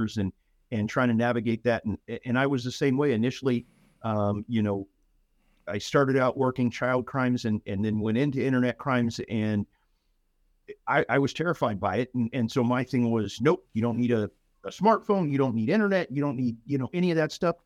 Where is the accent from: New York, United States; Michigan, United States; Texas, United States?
Texas, United States; San Antonio; moved away as an adult; also born or lived in Colorado / Pinal County, Arizona; now in North Texas, United States; I was born in Colorado. Spent the majority of my formative years in San Antonio, however